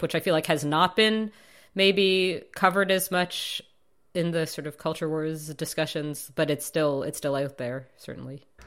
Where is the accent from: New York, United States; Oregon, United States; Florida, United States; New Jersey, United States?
New York, United States; New York City; also born or lived in Chicago; I grew up on the Upper East Side of Manhattan